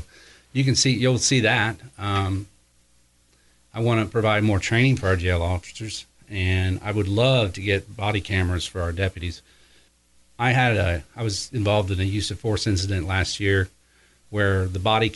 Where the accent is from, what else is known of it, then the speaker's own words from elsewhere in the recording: Osgood, Indiana, United States; I was raised in Osgood, Indiana